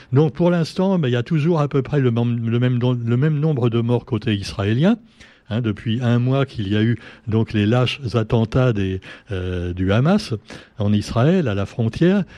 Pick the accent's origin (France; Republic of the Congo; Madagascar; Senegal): France; Paris, Île-de-France; moved away; d'origine, je suis parisien